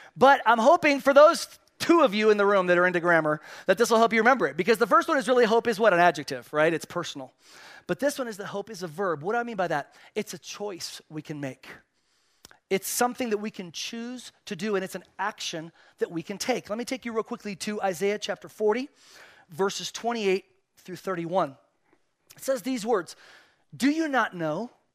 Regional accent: Spain; moved away; I was born and raised in Spain

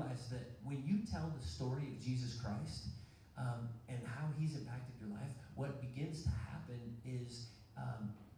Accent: Woodland Park, Colorado, United States; I grew up kindergarten through high school, graduation, in the same school, in the same town, a small town

